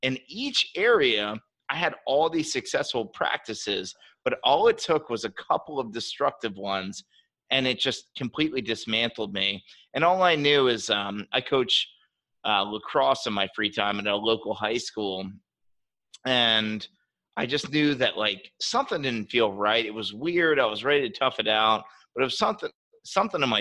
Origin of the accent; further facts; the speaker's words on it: Maryland, United States; as I grew up, technically, I'm from Maryland, which is right outside of DC. We're below the Mason-Dixon line, so we're Southern.